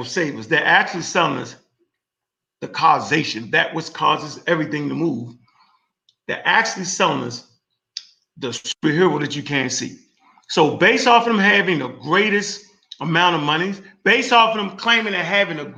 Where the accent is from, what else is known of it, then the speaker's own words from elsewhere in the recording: Baltimore, Maryland, United States; I was born in Baltimore, Maryland, right? I went to Browns Memorial on Belvedere.